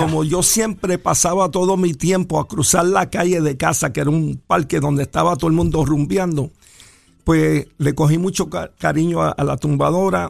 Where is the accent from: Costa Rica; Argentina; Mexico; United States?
United States; New York; yo me crié en el, en el Bronx, que todavía tengo un apartamento en el Bronx.